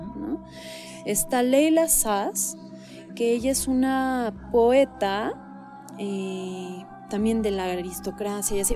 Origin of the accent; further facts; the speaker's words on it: Mexico; me siento mucho más mexicana que árabe